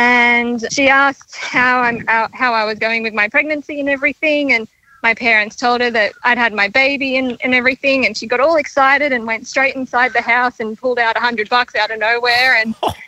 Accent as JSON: {"language": "English", "town": "Sydney", "region": "New South Wales", "country": "Australia", "tie": "born or raised there", "moved": "as an adult", "lives_now": "Sunshine Coast, Australia", "said": "I live on the Sunshine Coast now, but grew up in Sydney and my parents are still living there."}